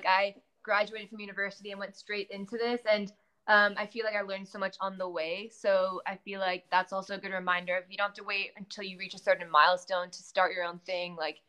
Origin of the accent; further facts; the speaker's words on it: California, United States; also born or lived in Dubai, UAE; we grew up in California.